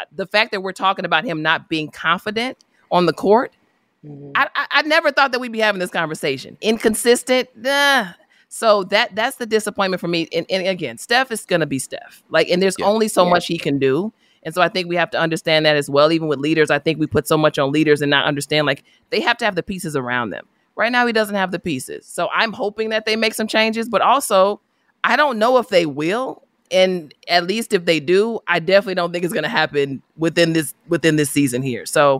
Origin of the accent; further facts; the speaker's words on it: Chicago, Illinois, United States; I'm from Chicago. We call them gym shoes.